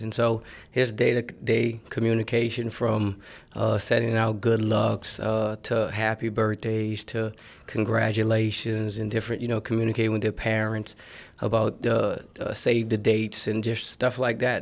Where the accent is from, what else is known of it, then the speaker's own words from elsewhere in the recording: New Orleans, Louisiana, United States; I'm from New Orleans, Louisiana